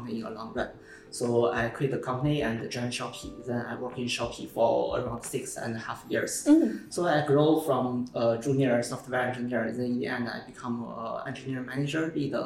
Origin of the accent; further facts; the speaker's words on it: China; moved away as an adult; now in Singapore; I come from China. I born in 1991. I came to Singapore in 2010 as a scholar.